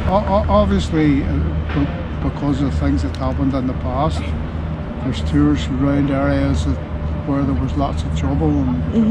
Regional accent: Northern Ireland, United Kingdom; We're from Northern Ireland.

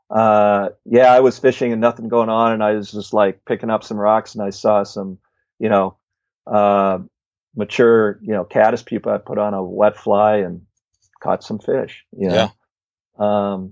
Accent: Midwest, United States; I grew up in the Midwest, but you know, all my fishing has been primarily West.

